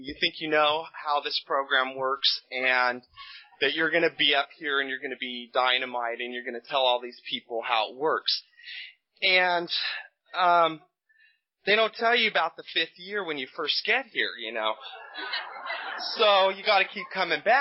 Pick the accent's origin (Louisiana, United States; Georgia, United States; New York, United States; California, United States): California, United States; Bakersfield; now in Sacramento, United States; I was born and raised in Bakersfield, which is scary, but I've been here a long time, so this is my home.